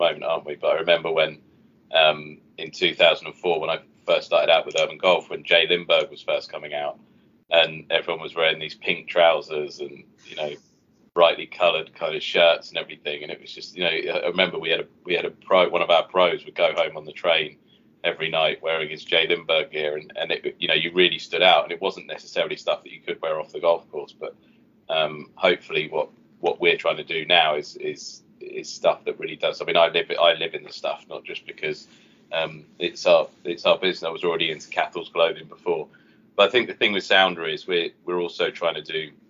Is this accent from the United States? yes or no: no; England, United Kingdom; I'm English